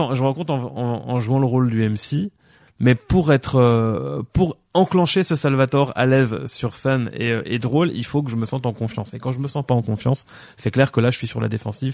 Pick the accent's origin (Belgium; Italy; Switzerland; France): Belgium; La Louvière, Wallonia; also born or lived in Péronnes-lez-Binche; je suis né à La Louvière euh, le 19 juin 1985. Euh, j'ai habité à perronne les binches